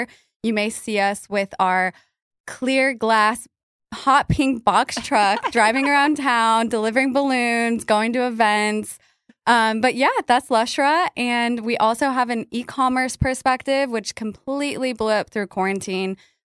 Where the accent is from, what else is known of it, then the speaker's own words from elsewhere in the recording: Albuquerque, New Mexico, United States; moved away as an adult; now in Dallas, United States; I am from Albuquerque, New Mexico, originally. That's where I get a little bit of my weirdness from. But yeah, I've been here in Dallas for 8 years